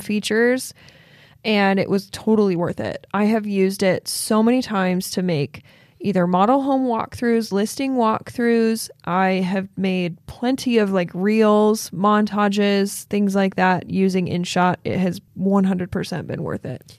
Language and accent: English; Logan, Utah, United States; born or raised there